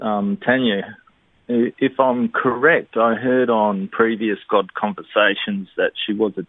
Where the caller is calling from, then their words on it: Australind, Western Australia, Australia; Australind in WA.